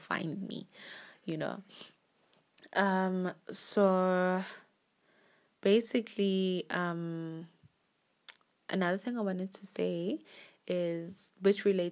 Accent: Johannesburg, Gauteng, South Africa; also born or lived in Manzini, Eswatini / Polokwane, South Africa; I was born in Swaziland, Manzini. And when I was about 1 or 2 years old, I moved to Polokwane. And then after that, I think I was like 9 or 10, we moved to Johannesburg

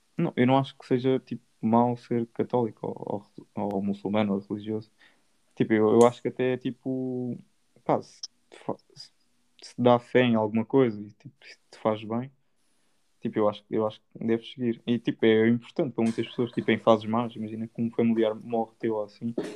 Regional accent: Portugal; somos portugueses

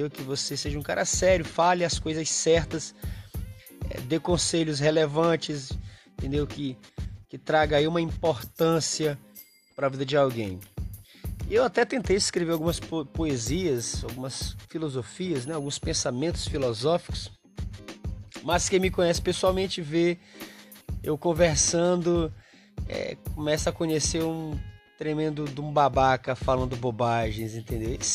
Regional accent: Maranhão, Brazil; Para quem não me conhece, eu sou do interior do Maranhão, do interior, não sou da cidade grande, não sou um cara. Acho que a maioria dos nordestinos vieram do interior uh, em busca de oportunidades na cidade grande.

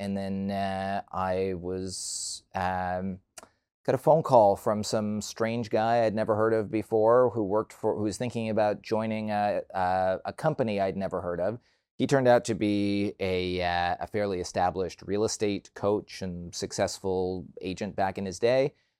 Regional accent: Toronto, Ontario, Canada; also born or lived in Vancouver; I grew up in Toronto, and for university, I moved out to Vancouver.

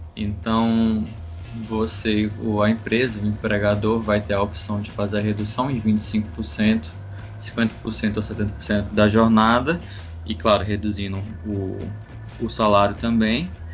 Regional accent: Ceará, Brazil; sou do Ceará

